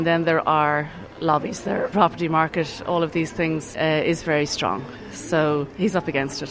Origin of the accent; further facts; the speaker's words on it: County Meath, Ireland; because I'm from East Meath